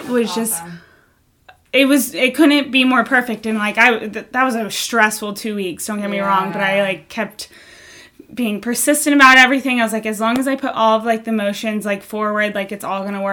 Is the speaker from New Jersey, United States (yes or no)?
yes; New Jersey, United States; also born or lived in San Diego; now in Costa Mesa, United States; I'm from New Jersey, so I was home in New Jersey